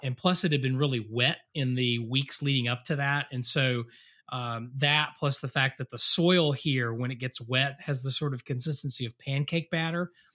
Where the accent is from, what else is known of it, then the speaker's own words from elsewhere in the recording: Western North Carolina, United States; moved away; I grew up in Western North Carolina